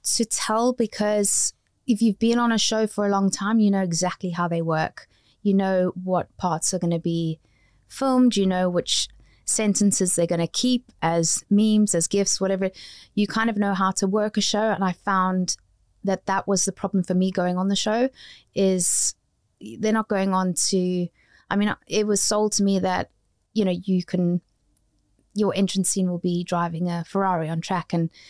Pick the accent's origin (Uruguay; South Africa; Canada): South Africa; now in United Kingdom; I came from South Africa. Even though I've got a British passport, they weren't accepting me as somebody who'd studied in a drama school here.